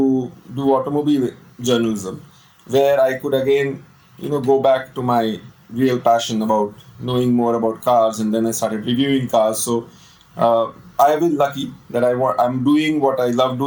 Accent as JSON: {"language": "English", "town": "Allahabad", "region": "Uttar Pradesh", "country": "India", "tie": "born or raised there", "moved": "yes", "said": "I was born in Allahabad. I did my schooling from there, from St. Joseph's."}